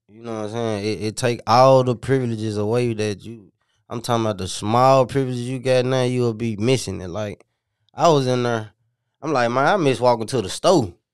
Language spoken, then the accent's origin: English; Memphis, Tennessee, United States; also born or lived in Minnesota; I'm from the Haven, White Haven, you know, you know what you call it, but, uh, I'm originally from Minnesota, and I came down here when I was four